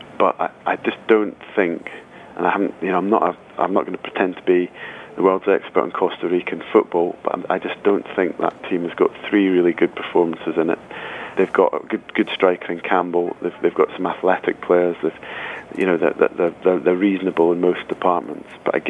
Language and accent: English; Scotland, United Kingdom; As a Scot who painfully remembers 1990